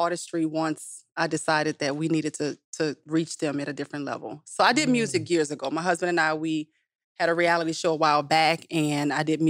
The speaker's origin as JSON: {"language": "English", "town": "New Orleans", "region": "Louisiana", "country": "United States", "moved": "yes", "lives_now": "Atlanta, United States", "said": "New Orleans."}